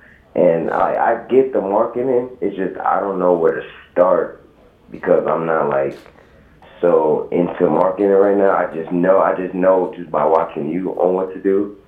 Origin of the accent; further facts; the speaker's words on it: New York, United States; New York.